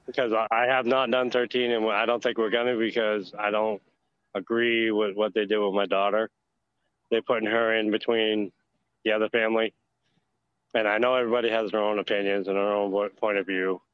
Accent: Maine, United States; also born or lived in Augusta, Georgia area; now in Georgia, United States; It is my home state

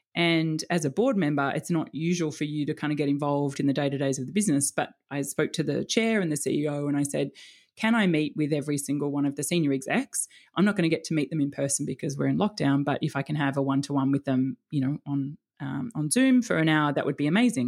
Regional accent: Melbourne, Victoria, Australia; moved away as an adult; also born or lived in Sydney; now in Palm Beach, Sydney, Australia; grew up in Melbourne

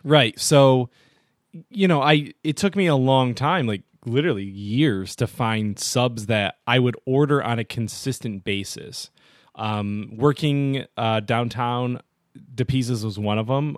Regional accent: Olean, New York, United States; also born or lived in Buffalo, New York; now in Rochester, United States; I was just in Olean, which is where my hometown is

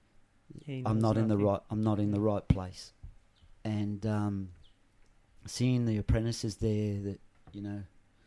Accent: Australia; accent: Australian; also born or lived in England; I'm an Australian accent, but I'm Pommy born.

